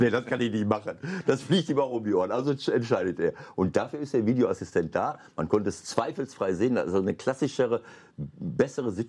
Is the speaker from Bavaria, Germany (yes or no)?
no; Bielefeld, North Rhine-Westphalia, Germany; in Bielefeld in Ostwestfalen, das ist meine Heimat.